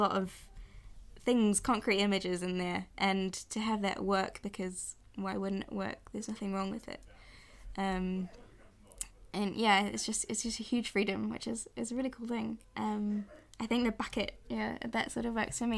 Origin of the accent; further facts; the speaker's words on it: Auckland, New Zealand; also born or lived in London; I've lived in Auckland almost my whole life